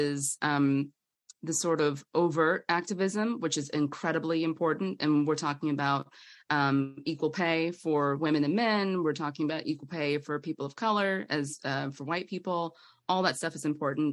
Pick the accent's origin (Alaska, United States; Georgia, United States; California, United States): Georgia, United States; Atlanta; I'm from Atlanta